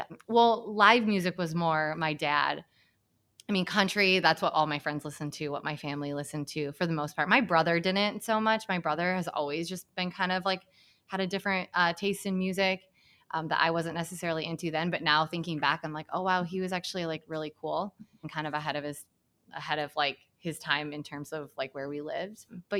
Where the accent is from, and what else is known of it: Hamilton, Michigan, United States; born or raised there; moved away